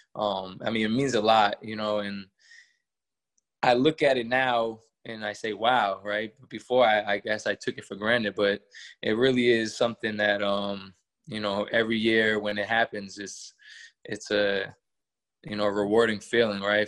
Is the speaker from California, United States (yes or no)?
no; Worcester, Massachusetts, United States; also born or lived in Colorado Springs, Colorado; I moved at a very young age, probably one or two, to uh, Worcester, Massachusetts. That's where I grew up all my life.